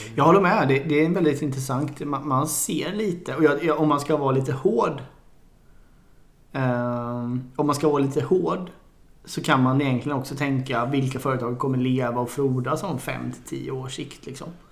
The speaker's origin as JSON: {"language": "Swedish", "country": "Sweden", "said": "som svensk"}